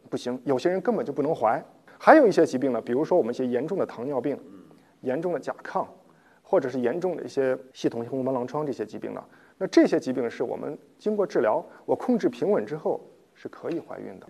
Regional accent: China; 我们中国人的饮食结构其实还是有一定问题的

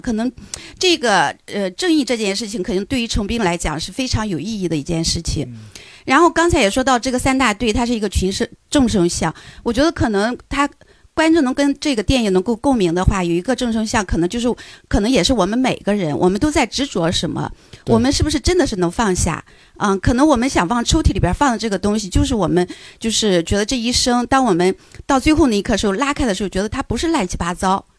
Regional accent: Qingdao, Shandong, China; accent: Qingdao; 因为咱们俩是老乡，我是嗯。青岛人

